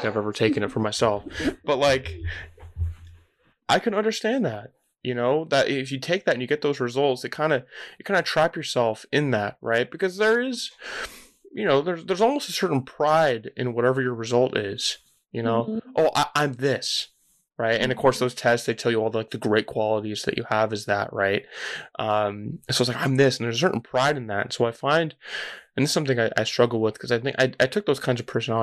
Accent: California, United States; I grew up in California

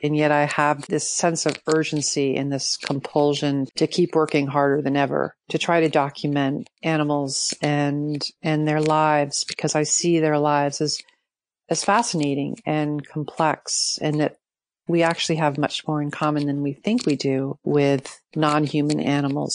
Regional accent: New York City, New York, United States; I grew up in Manhattan.

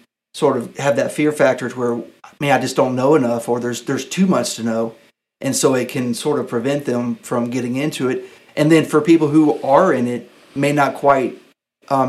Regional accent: Pensacola, Florida, United States; also born or lived in Birmingham, Alabama; I'm from Pensacola, Florida. I was born and raised here.

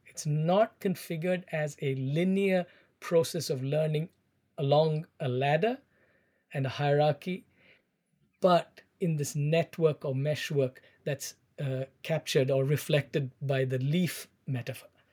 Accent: Chennai, Tamil Nadu, India; moved away as an adult; also born or lived in United Kingdom / United States; I was born in South India, in Chennai

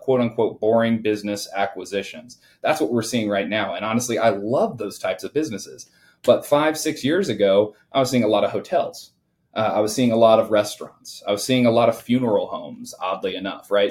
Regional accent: Indiana, United States; I grew up in the Midwest, so I was born and raised uh, here in Indiana

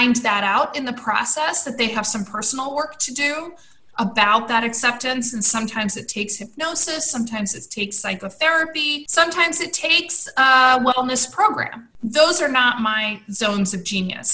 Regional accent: United States; also born or lived in California / New York City; for us as American women

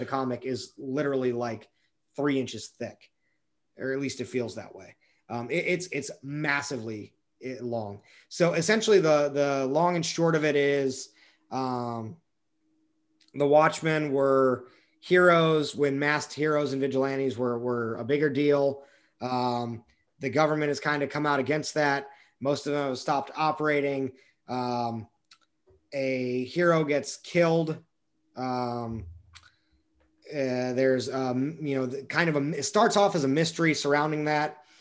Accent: United States; we as an American people

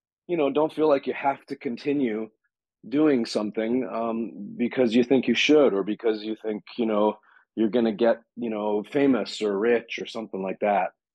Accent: Vancouver, British Columbia, Canada; I grew up in Vancouver

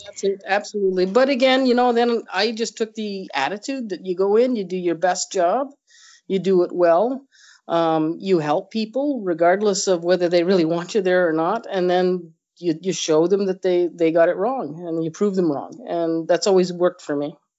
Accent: Nova Scotia, Canada; moved away as an adult; now in Manitoba, Canada; I grew up in Nova Scotia

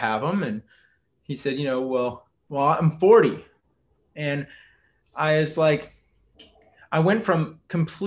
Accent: Texas, United States; I grew up in Texas, I'm a seventh generation Texan

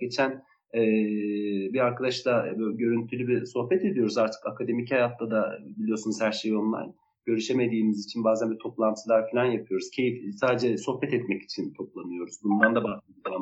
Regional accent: Kilis Province, Turkey; moved away; Ben de Kilisliyim, ben de Anadolu'nun e, küçücük bir vilayetinde doğmuş, e, belli bir yaşa kadar orada büyümüş birisiyim

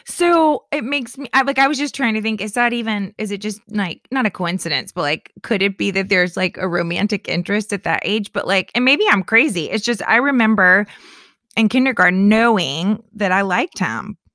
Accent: Lake County, central Florida, United States; moved away; my hometown is in central Florida in Lake County where there are more lakes than there is land

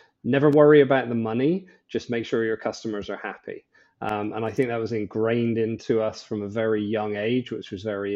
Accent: Bristol, South West England, United Kingdom; moved away as an adult; also born or lived in Ireland; now in Bahamas; So originally from Bristol in the UK, which is a lovely place.

